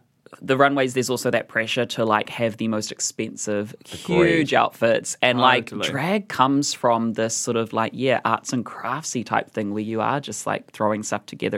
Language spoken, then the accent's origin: English; Gisborne, New Zealand; I was born in Gisborne